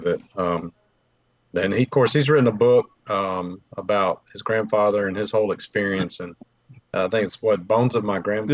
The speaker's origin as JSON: {"language": "English", "town": "Mobile", "region": "Alabama", "country": "United States", "said": "I'm from Mobile"}